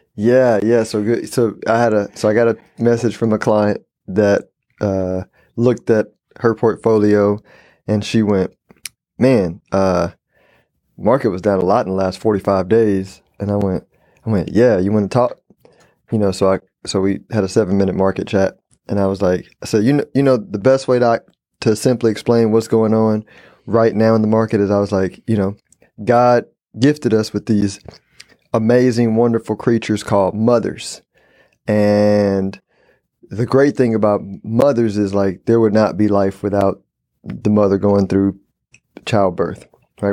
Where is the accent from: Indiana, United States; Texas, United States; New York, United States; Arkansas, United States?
Texas, United States; Houston; also born or lived in San Antonio, Texas / Dallas, Texas; born and raised in Houston, Texas, uh, lived in San Antonio and Dallas